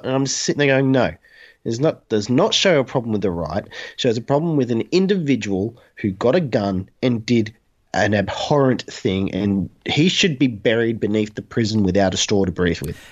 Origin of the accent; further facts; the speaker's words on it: Newcastle, New South Wales, Australia; I grew up in Newcastle, which is the homeland of Newcastle Knights.